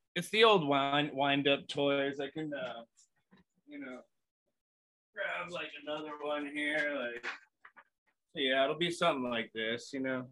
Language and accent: English; Los Angeles, California, United States; born and raised in Los Angeles.